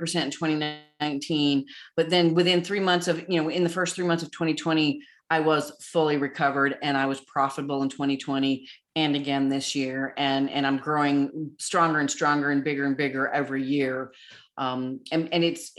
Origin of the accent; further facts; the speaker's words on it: Southern Illinois, United States; moved away as an adult; also born or lived in Wyoming; now in Nashville, United States; I was born and raised in Southern Illinois